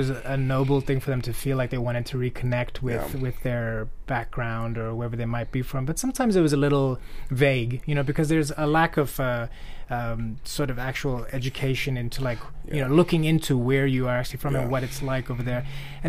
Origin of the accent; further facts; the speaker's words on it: Tanzania; now in United States; I also, when I came from Tanzania, I moved to Portland, Oregon.